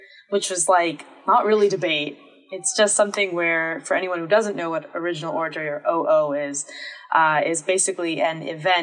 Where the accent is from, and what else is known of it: Durham, North Carolina, United States; born or raised there